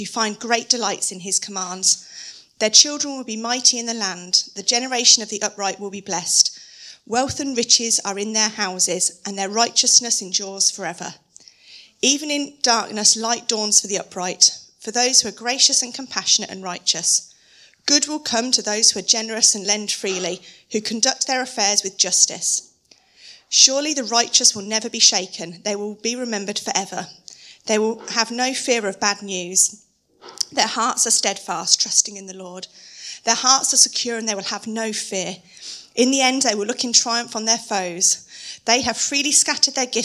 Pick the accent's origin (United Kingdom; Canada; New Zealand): United Kingdom; being very British